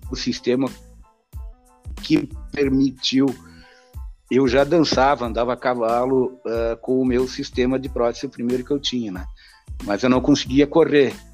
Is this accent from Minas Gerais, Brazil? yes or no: no; Feliz, Rio Grande do Sul, Brazil; Eu sou natural da Cidade Feliz.